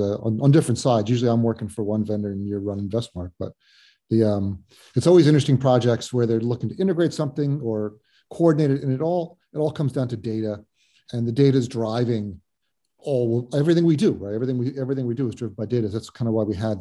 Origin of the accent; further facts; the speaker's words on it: New Jersey, United States; I'm in my home state of New Jersey.